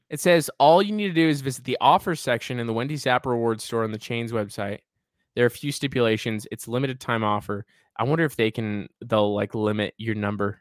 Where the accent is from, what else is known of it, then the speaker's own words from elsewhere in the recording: the West, United States; we are from the West